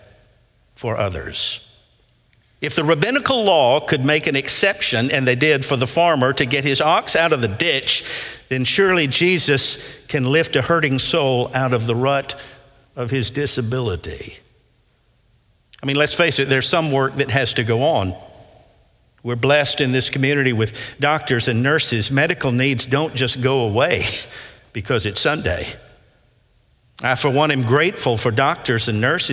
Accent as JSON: {"language": "English", "town": "Nashville", "region": "Tennessee", "country": "United States", "tie": "born or raised there", "said": "I grew up in West End, in the West End area, off of Whitland Avenue, Blakemore United Methodist Church there"}